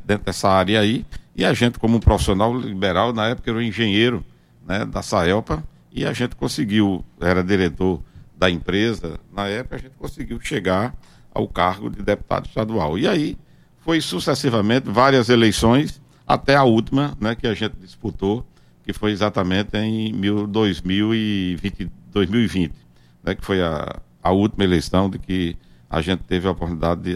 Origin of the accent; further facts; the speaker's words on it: Sousa, Paraíba, Brazil; also born or lived in João Pessoa / Recife; terminei retornando exatamente para minha cidade natal, que era Souza